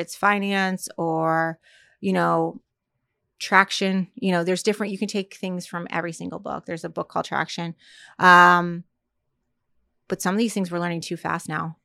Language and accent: English; Fort Lauderdale, Florida, United States; moved away; also born or lived in Virginia / New York; I'm originally from Fort Lauderdale